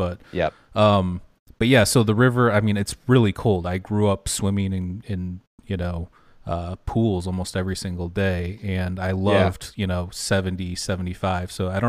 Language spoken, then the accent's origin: English; Detroit, Michigan, United States; Like, we're from Detroit area, so, yeah, it gets a little bit warmer than there